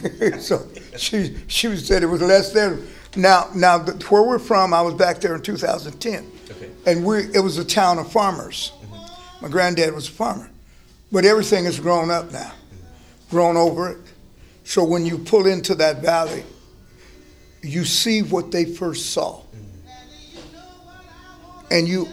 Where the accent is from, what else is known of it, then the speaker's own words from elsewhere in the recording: Phoenix, Arizona, United States; born there; I was born in Phoenix.